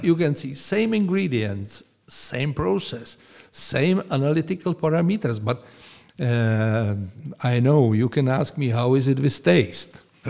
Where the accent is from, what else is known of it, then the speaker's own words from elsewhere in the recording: Pilsen, Plzeň Region, Czechia; English is a second language; I was born here in Pilsen